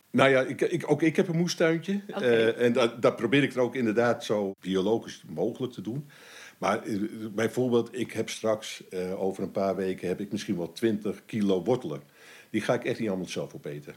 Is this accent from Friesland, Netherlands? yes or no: no; Amsterdam, North Holland, Netherlands; moved away as an adult; now in Almere, Netherlands; ik ben een geboren en getogen Amsterdammer. Ik probeer de, de tongval eh, wel te verbergen